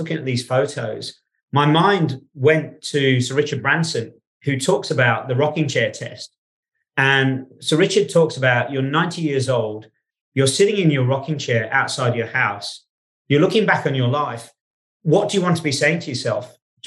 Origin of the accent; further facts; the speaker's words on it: England, United Kingdom; moved away; also born or lived in Australia; I was born in England. I grew up in England